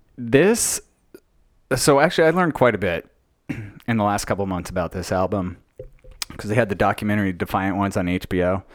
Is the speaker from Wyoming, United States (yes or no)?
no; Logan, Utah, United States; moved away as an adult; also born or lived in Long Beach, California; growing up in Logan, Utah